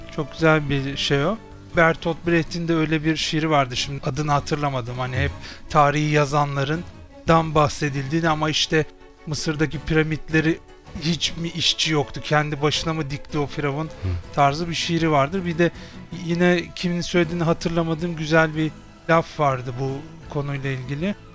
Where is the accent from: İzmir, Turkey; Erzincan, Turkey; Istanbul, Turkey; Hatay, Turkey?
Istanbul, Turkey; Doğma büyüme Kadıköylüyüm, 41 yaşındayım. Aslen Rizeliyim, tipik bir Karadenizliyim.